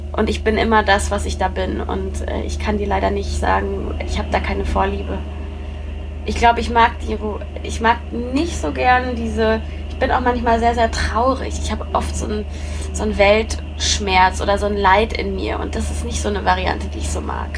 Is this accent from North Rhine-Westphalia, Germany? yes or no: yes; Coesfeld, North Rhine-Westphalia, Germany; born or raised there; also born or lived in Haltern am See